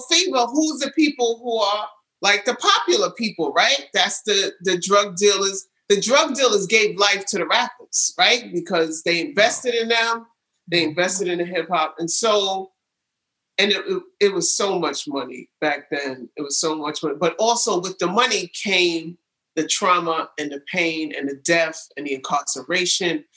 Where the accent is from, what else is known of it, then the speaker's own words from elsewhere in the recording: New York City, New York, United States; also born or lived in California; I was born in California and I was raised in New York City, fully raised in New York City